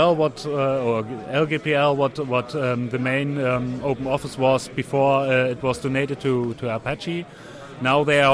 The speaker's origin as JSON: {"language": "English", "region": "Hamburg", "country": "Germany", "said": "I'm from Hamburg, Germany"}